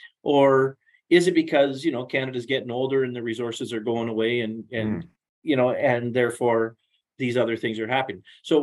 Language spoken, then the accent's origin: English; Los Angeles, California, United States; I'm from Los Angeles. It's back on the 5th, 6th page of the newspaper.